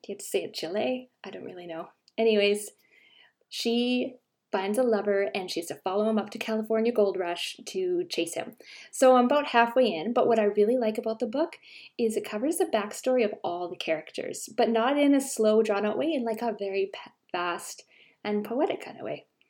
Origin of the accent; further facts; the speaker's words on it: Canada; I'm Canadian